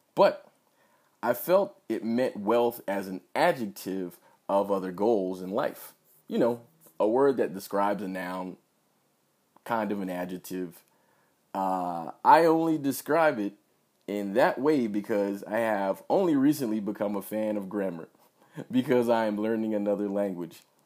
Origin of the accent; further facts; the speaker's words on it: United States; I'm an American